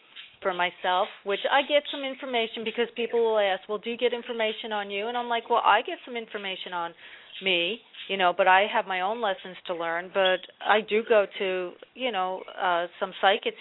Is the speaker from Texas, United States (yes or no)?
no; New Jersey, United States; now in North Carolina, United States; I'm originally from Jersey, and I live in North Carolina now